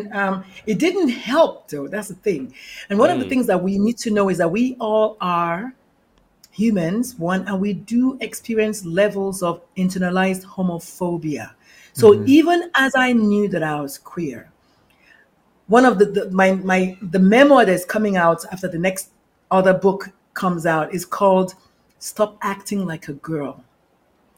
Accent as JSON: {"language": "English", "country": "Nigeria", "tie": "born or raised there", "also_born_or_lived": "northern Nigeria", "moved": "yes", "said": "I'm the Nigerian-born Catholic mother of a transgender adult"}